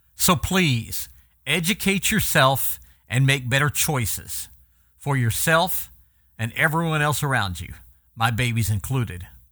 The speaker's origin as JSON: {"language": "English", "region": "Oklahoma", "country": "United States", "tie": "born or raised there", "said": "my hometown in Oklahoma"}